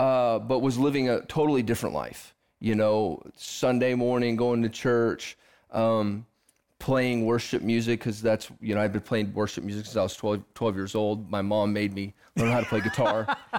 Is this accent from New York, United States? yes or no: no; Lansing, Michigan, United States; born there; Well, I was born in Lansing, Michigan, to some amazing parents that love the Lord with all of their heart.